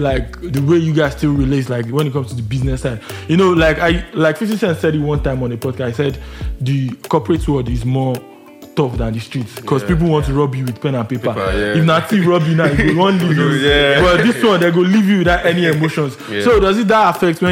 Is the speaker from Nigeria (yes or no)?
yes; Lagos, Nigeria; we grew up in Lagos, born and brought Lagos.